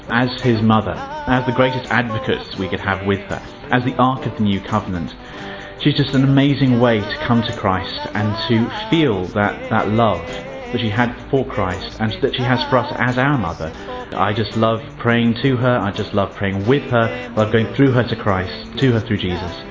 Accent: England, United Kingdom; I'm uh, 25. I'm from England, or just near London.

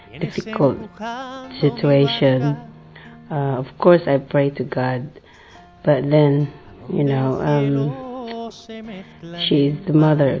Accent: Philippines; I'm a Filipino. So obviously I'm from Philippines.

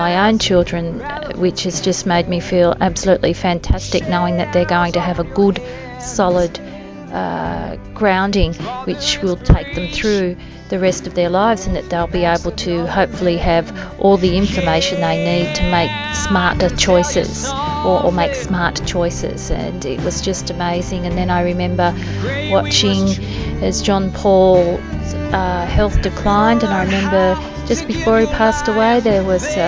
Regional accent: Sydney, New South Wales, Australia; I'm from Sydney, Australia.

